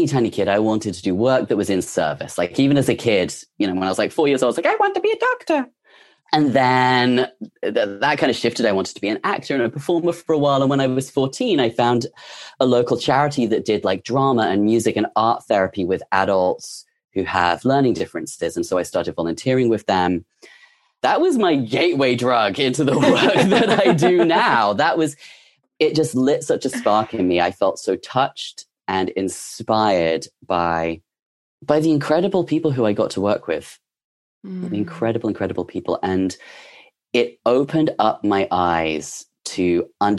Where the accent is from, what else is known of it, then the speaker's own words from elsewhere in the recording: England, United Kingdom; moved away as an adult; now in United States; I'm English. I had just moved to the USA.